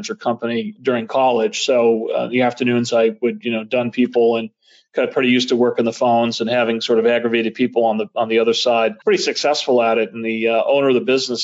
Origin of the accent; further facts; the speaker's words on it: suburbs just south of Boston, Massachusetts, United States; I grew up just south of Boston, not in South Boston, one of the suburbs, just south of Boston